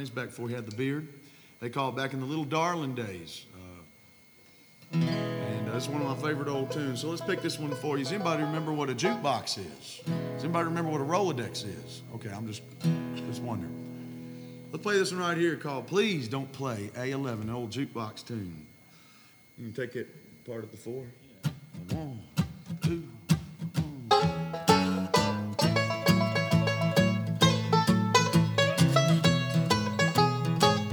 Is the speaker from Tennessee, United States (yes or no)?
yes; Nashville, Tennessee, United States; I was born and raised here in Music City